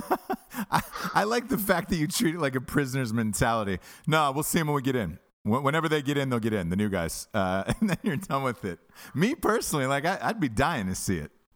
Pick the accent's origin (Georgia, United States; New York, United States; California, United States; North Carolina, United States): Georgia, United States; Atlanta; born or raised there